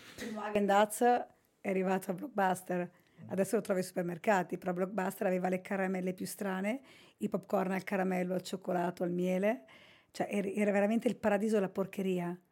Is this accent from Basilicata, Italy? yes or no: yes; Basilicata, Italy; Io sono originaria della Basilicata